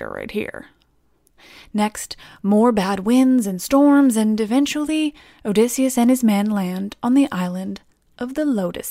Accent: England, United Kingdom; I pronounce lots of C's soft because I'm English

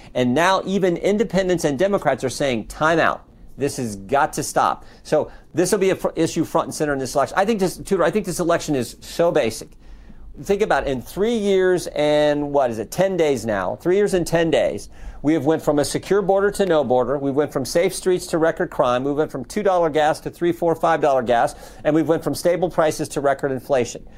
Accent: Western Ohio, United States; I'm from Western Ohio

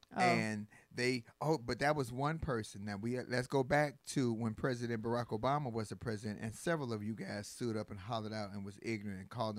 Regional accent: United States; yes, I'm black, but I am an American.

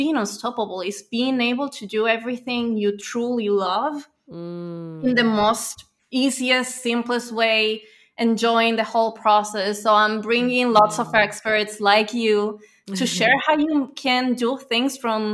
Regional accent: Venezuela; now in Spain; So I'm from Venezuela. I live in Spain

